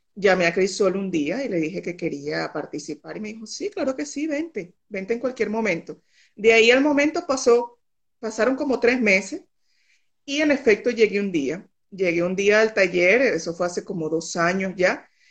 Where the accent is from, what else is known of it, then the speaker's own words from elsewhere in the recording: Venezuela; moved away as an adult; also born or lived in Barcelona, Spain; now in Tenerife, Spain; Yo tengo cuatro años eh, que me fui de Venezuela